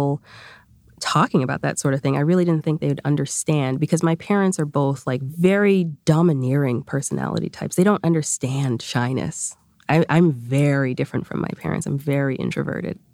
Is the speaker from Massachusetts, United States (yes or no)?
yes; Boston, Massachusetts, United States; accent: Boston; English is a second language; I learned English in a Boston accent